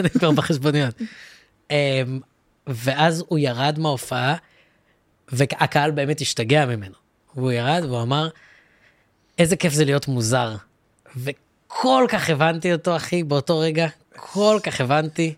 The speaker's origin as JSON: {"language": "Hebrew", "town": "Ra'anana", "region": "Central District", "country": "Israel", "tie": "born or raised there", "said": "גם אני גדלתי ברעננה, אני גדלתי בין אשכנזים"}